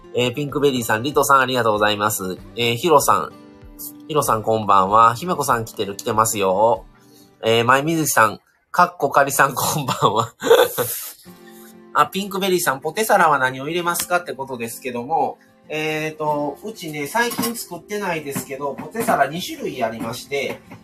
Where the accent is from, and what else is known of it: Kansai, Japan; accent: Kansai dialect